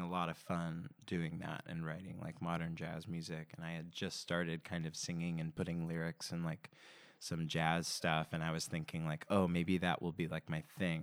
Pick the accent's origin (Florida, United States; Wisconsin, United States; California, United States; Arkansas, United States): California, United States; Simi Valley; I grew up in Simi Valley, California, which is a suburb of Los Angeles